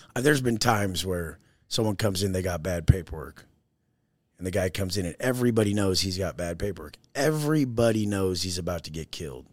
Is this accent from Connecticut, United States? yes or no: no; Oceanside, California, United States; I grew up in Oceanside, California, San Diego, surfer, skater, snowboarder.